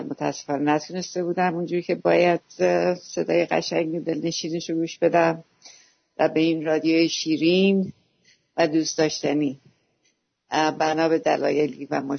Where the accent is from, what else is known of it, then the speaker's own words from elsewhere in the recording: Iran; born there; بله من بچه توی قصر دشت به دنیا آمدم تا که اول یا دوم ابتدایی هم اونجا بودم